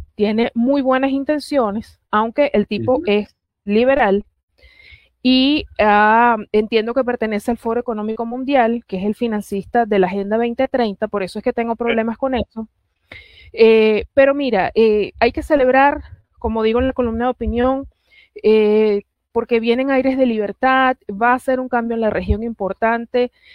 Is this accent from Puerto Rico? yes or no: yes; Puerto Rico; now in Caracas, Venezuela; nací en Caracas, criada en Puerto Rico, orgullosamente